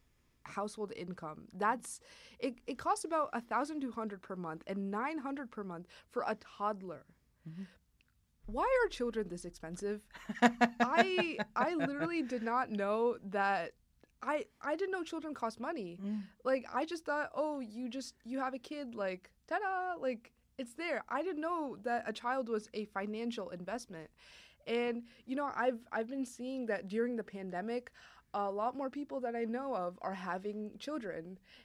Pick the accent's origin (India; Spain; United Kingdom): India; for those of you who don't know, I am Indian.